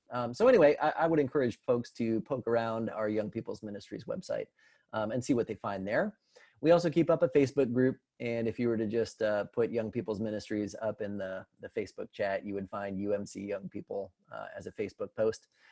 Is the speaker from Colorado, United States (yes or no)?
yes; Colorado, United States; moved away as an adult; now in Tennessee, United States; I come from Colorado originally